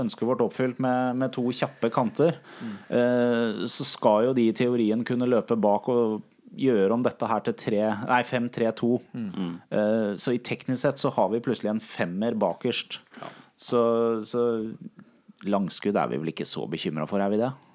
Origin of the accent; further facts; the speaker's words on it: Larvik, Vestfold, Norway; jeg kommer fra Larvik